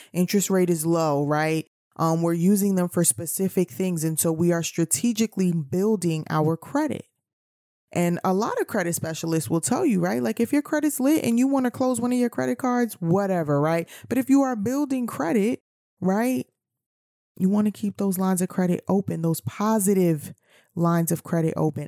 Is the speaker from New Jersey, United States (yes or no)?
no; New York City, New York, United States; I grew up in New York City